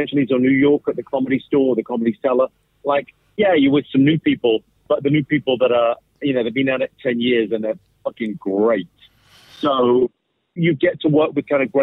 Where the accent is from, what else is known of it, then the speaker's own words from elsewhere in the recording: United Kingdom; accent: London; an immigrant household, but I was born in Britain, but like first generation English.